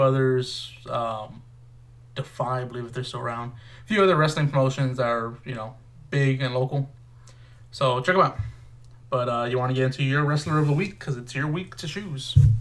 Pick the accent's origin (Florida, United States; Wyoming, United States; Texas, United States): Texas, United States; we're, we're from Texas, both of us